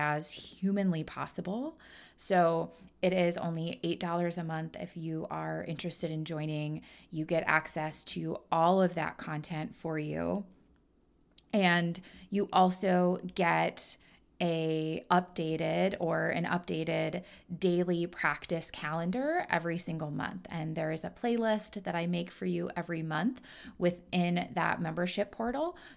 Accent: Midwest, United States; I'm born and raised in the Midwest

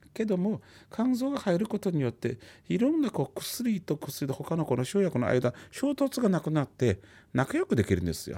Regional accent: China; now in Japan; 私たち中国人はさっき言ったようにあの子供の時からですね漢方の考え方って見よう見まねでなんとなく漢方の知識がもう身についてるわけですよね

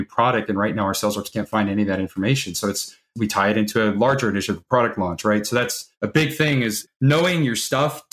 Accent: Carmel Valley, California, United States; born or raised there

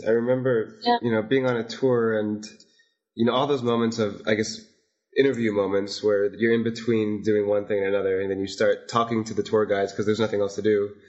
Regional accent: Las Vegas, Nevada, United States; It makes it really special compared to like where I grew up in Las Vegas

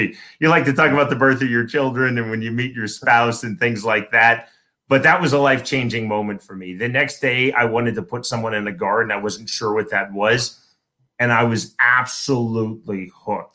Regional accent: Shawnee, Kansas, United States; I'm from Kansas. I actually live in the suburb where I grew up.

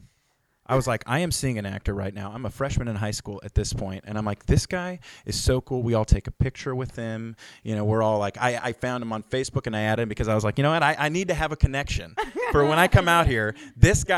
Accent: Billings, Montana, United States; moved away as an adult; also born or lived in La Mirada, California; growing up in Billings, Montana

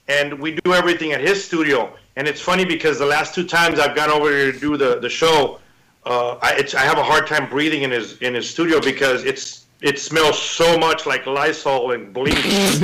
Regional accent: Mexico; I grew up drinking water in Mexican puddles. I'm pretty immune to a lot

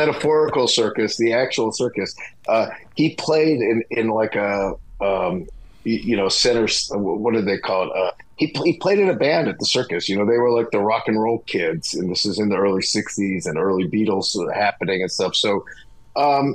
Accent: Pittsburgh, Pennsylvania, United States; I grew up in Pittsburgh

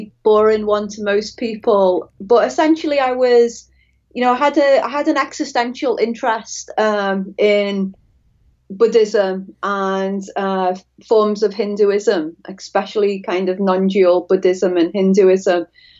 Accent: Liverpool, North West England, United Kingdom; now in Florida, United States; I'm from Liverpool, just to, in case the audience is startled by my accent. I'm not a native to Florida.

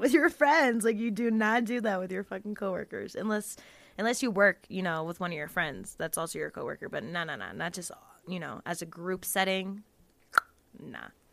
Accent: Jacksonville, Florida, United States; I'm from Florida, um, Jacksonville, Florida

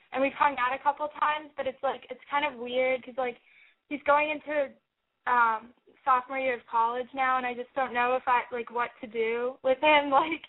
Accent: New York City, New York, United States; we're 16 from New York City

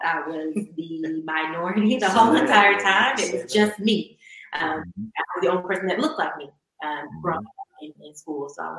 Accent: Northeast Ohio, United States; I'm from the Northeast Ohio area.

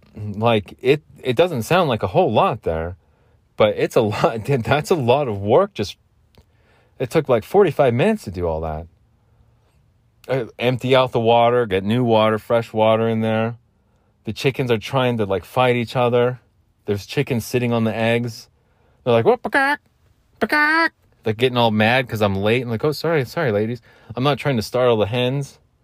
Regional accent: Phoenix, Arizona, United States; I'm from Phoenix

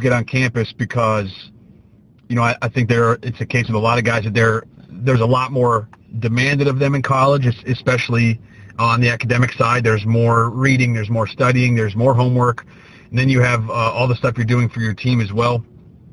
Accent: Pennsylvania, United States; I'm from Pennsylvania

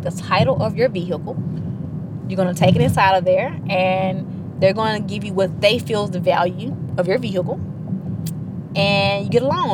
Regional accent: Terry, Mississippi, United States; I grew up in Terry, Mississippi, small town

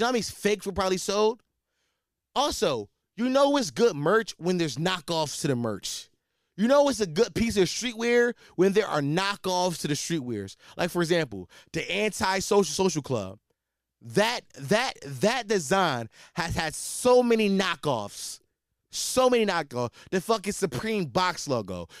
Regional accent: Philadelphia, Pennsylvania, United States; I'm from Philadelphia, Pennsylvania

